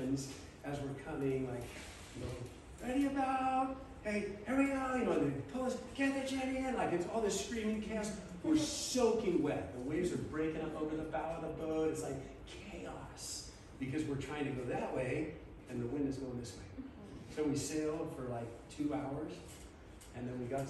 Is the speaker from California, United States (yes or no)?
yes; Southern California, United States; I grew up in Southern California.